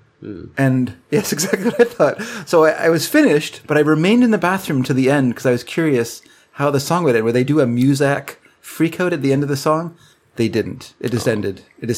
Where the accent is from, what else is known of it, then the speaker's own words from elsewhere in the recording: Canada; We're Canadian. We're too polite to make, you know.